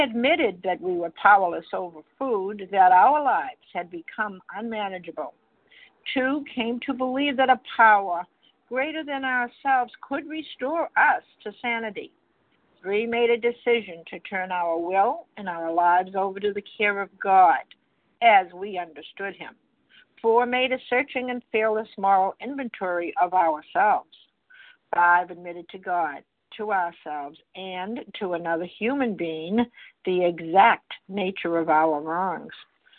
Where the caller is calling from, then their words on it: Massachusetts, United States; I'm calling from Massachusetts, gratefully recovered.